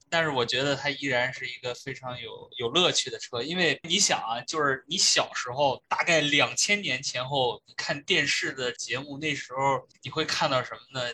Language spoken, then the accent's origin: Chinese; Shandong, China; moved away as an adult; also born or lived in United States; 本身我是山东人